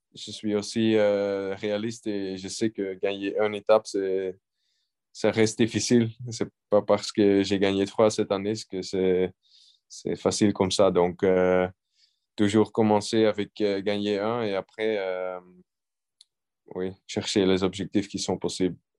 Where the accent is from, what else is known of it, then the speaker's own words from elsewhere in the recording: Belgium; je suis belge